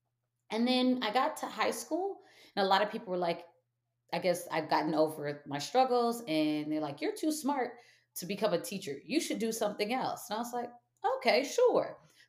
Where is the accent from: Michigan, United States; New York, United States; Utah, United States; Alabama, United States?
Michigan, United States; And my family, although I'm from Michigan, my mom's not from Michigan. My dad wasn't from Michigan.